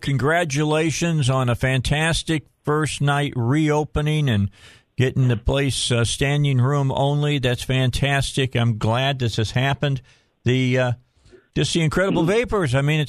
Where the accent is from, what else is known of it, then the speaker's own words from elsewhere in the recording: outside of Chicago, Illinois, United States; moved away; I grew up outside of Chicago.